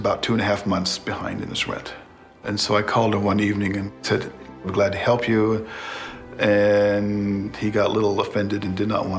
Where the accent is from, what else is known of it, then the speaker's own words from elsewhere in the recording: Texas, United States; moved away; We grew up in Texas where the winters weren't as long